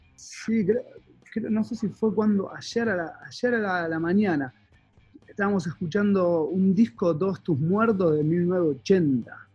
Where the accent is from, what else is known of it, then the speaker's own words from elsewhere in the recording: Quilmes, Buenos Aires Province, Argentina; soy quilmenio.